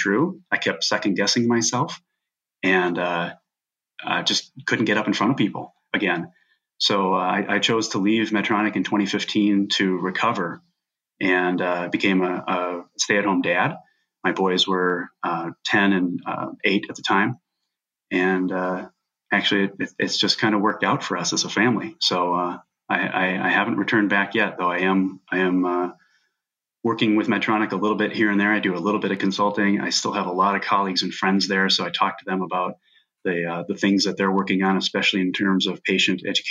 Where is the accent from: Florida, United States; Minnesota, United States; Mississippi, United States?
Minnesota, United States; it's a huge major Minnesota company, so it's from my hometown